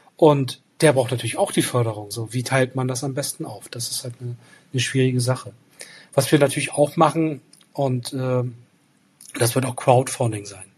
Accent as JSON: {"language": "German", "town": "Rostock", "region": "Mecklenburg-Vorpommern", "country": "Germany", "tie": "born or raised there", "said": "Rostock als meine Heimatstadt"}